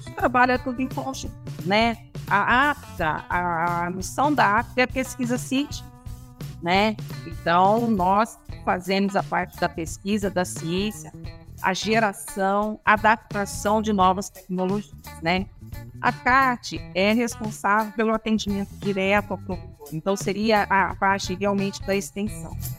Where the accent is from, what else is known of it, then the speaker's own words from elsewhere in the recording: Campinas, São Paulo, Brazil; eu sou campineira. Uh, nasci em Campinas, cresci nessa cidade